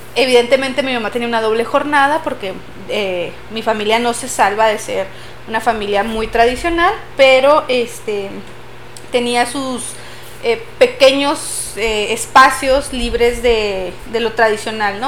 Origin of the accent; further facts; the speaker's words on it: Chihuahua, Mexico; nosotras somos de Chihuahua